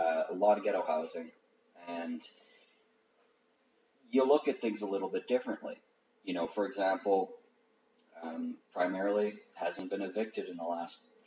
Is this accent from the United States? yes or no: no; Manitoba, Canada; we're from Manitoba